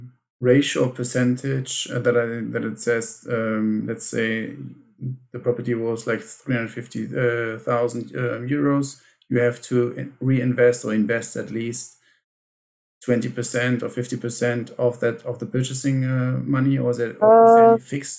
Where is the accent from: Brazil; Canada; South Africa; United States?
Brazil; English is a second language; I don't have it, but I'm still, I'm from Brazil and I would like to take advantage of it.